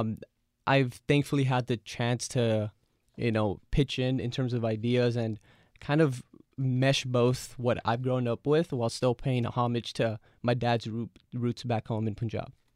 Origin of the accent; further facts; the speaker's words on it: Los Angeles, California, United States; I grew up in L A, born and raised, so everywhere I would go, I grew up in the San Fernando Valley